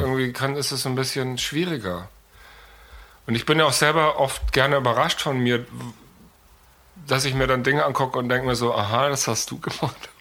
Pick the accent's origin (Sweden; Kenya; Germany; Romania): Germany; Munich, Bavaria; also born or lived in New York; ich bin in München geboren